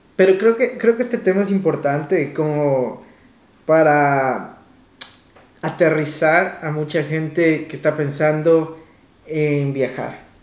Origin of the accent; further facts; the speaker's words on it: Quito, Pichincha, Ecuador; moved away as an adult; now in Vancouver, Canada; cuando vivía en Quito, en mi país, ciudad